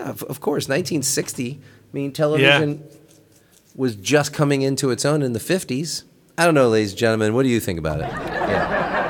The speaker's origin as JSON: {"language": "English", "town": "Baltimore", "region": "Maryland", "country": "United States", "tie": "born or raised there", "said": "I grew up in Baltimore, or around Baltimore"}